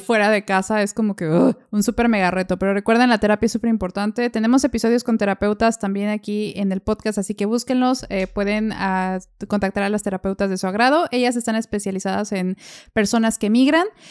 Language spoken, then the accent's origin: Spanish; Mexico; moved away as an adult; now in Germany; allá de donde yo soy está Volkswagen y Audi